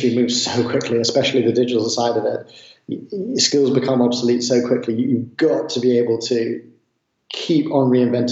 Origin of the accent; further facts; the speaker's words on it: Southwest Ireland, Ireland; I grew up in Southwest Ireland by the beach